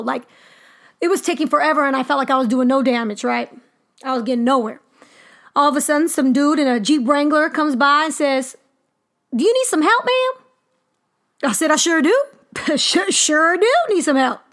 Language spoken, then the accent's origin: English; California, United States; moved away as an adult; also born or lived in Wyoming; now in Missouri, United States; I'm from California